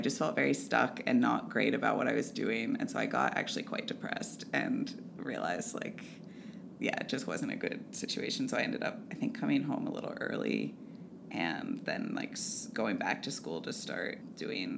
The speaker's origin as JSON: {"language": "English", "town": "Ithaca", "region": "New York", "country": "United States", "moved": "as an adult", "lives_now": "Vermont, United States", "said": "I'm from Ithaca, New York"}